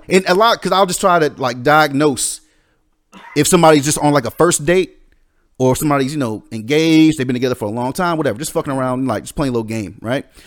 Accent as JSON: {"language": "English", "region": "the South", "country": "United States", "tie": "born or raised there", "said": "growing up in the South, it's kind of a different kind of a, of a, a tradition."}